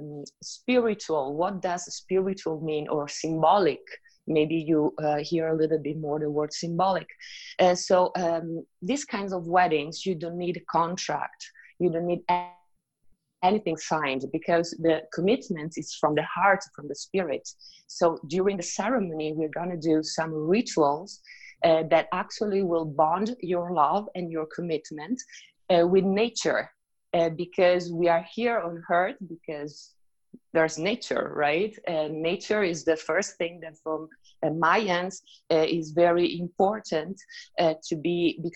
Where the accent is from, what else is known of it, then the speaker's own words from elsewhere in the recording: Italy; moved away as an adult; also born or lived in Riviera Maya, Mexico; now in Mexico; I'm originally from Italy